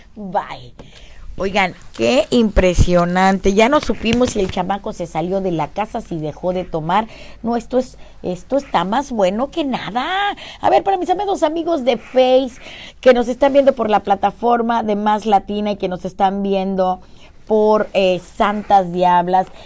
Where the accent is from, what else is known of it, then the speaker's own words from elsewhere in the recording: Mexico; mi obligación como mexicana, como mujer, como madre y como bruja